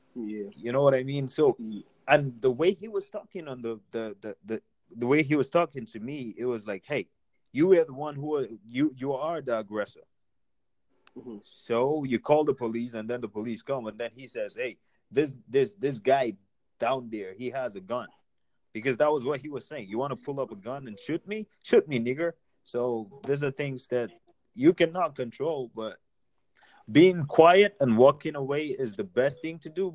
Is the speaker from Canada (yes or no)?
no; Nigeria; now in United States; I'm Nigerian